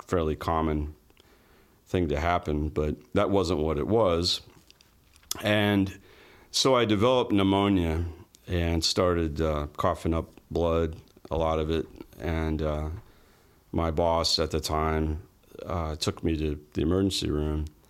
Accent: Orlando, Florida, United States; also born or lived in Winter Park, Florida / Altamonte Springs, Florida / Palm Bay, Florida / Jacksonville, Florida; I was born in Orlando, grew up, uh, early part of my life there, and, uh, Winter Park area, and then Altamont Springs, and then, uh, moved to Palm Bay when I was thirteen

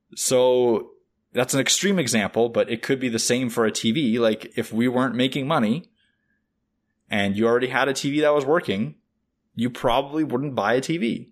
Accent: Russia; now in Canada; I'm from Russia

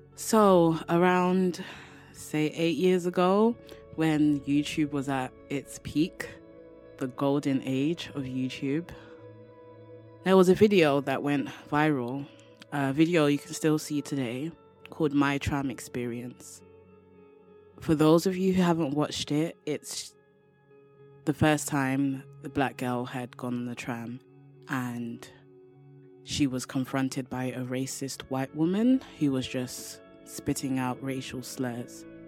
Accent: London, United Kingdom; from London, England

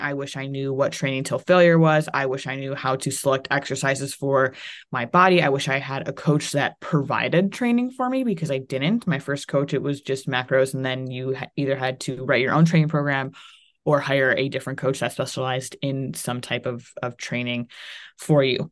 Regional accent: Ohio, United States; moved away as an adult; also born or lived in Florida; I was from Ohio

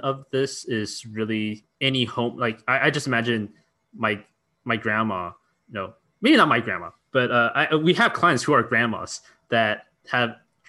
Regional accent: Mountain View, California, United States; the house where I grew up in Mountain View is literally down the street, walking distance from YC

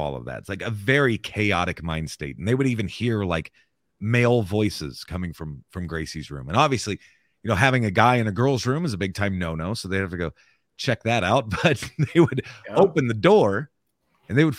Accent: Southwest Iowa, United States; also born or lived in Maryville, Missouri; I'm an Iowa boy. Yep, Southwest Iowa

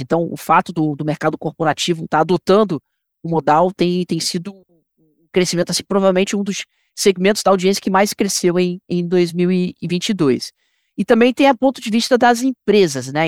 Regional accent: Rio de Janeiro, Brazil; now in São Paulo, Brazil; Eu sou, sou carioca, moro em São Paulo

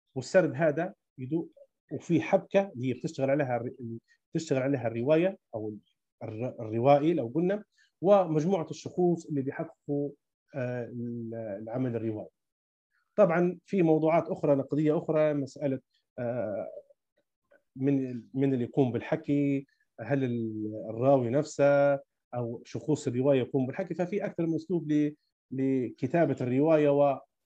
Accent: Libya; كاتب ليبي

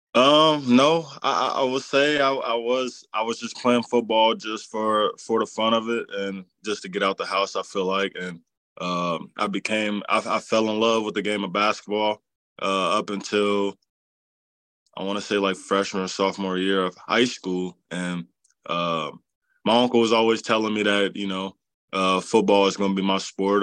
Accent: Cincinnati, Ohio, United States; playing for my hometown

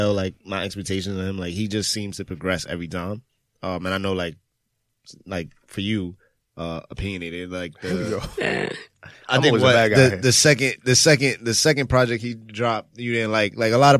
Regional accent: New York City, New York, United States; I grew up in Brownsville

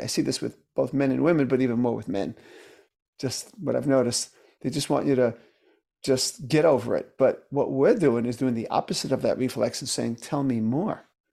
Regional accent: New York City, New York, United States; I grew up in Brooklyn, New York

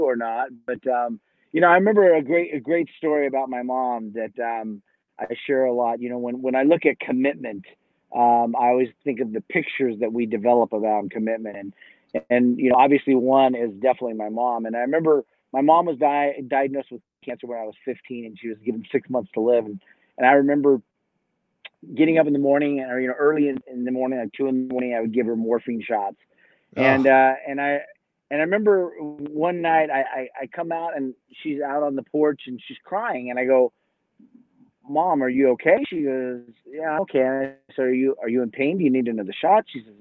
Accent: Southern California, United States; moved away as an adult; also born or lived in Oklahoma City, Oklahoma; now in Boise, United States; I moved from there when I was two. So I grew up in Southern California.

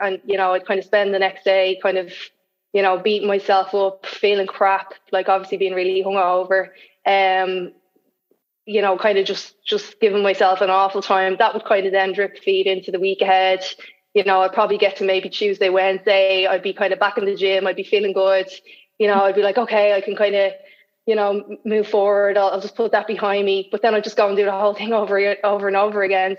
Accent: Dublin, Leinster, Ireland; also born or lived in Sydney, Australia; I'm from Dublin. I, am living in Dublin

